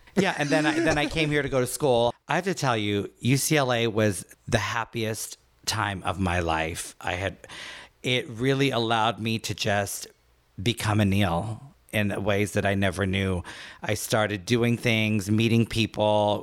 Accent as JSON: {"language": "English", "town": "Port of Spain", "country": "Trinidad & Tobago", "tie": "born or raised there", "moved": "yes", "said": "I was born in Trinidad, port of Spain."}